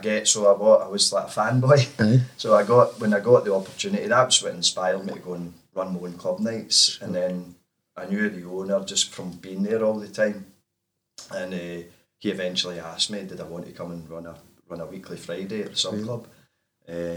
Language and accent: English; Cumbernauld, Scotland, United Kingdom; also born or lived in Glasgow; I was from Cumbernauld right, okay. boy originally, couldn't wait to get out right enough once I got to about 17, 18